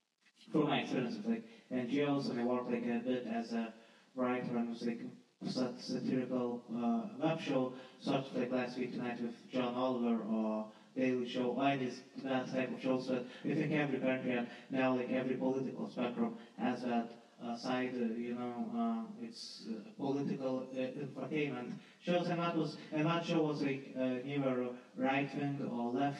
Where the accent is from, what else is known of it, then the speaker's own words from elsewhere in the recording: Lithuania; moved away as an adult; now in London, United Kingdom; I'm not from London, I'm from Lithuania